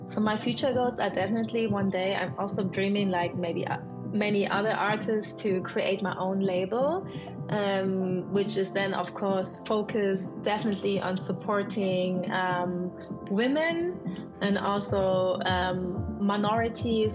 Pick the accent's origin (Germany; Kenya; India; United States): Germany; I am German Nigerian. My father was Nigerian. My mom is German. I am born in Germany